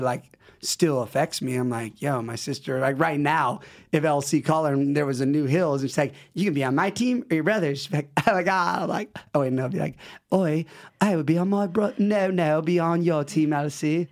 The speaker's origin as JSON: {"language": "English", "region": "West Coast", "country": "United States", "said": "West Coast"}